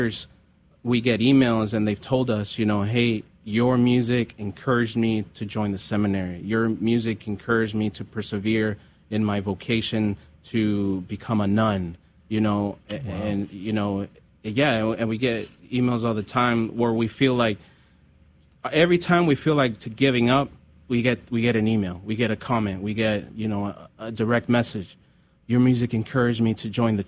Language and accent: English; California, United States; growing up in California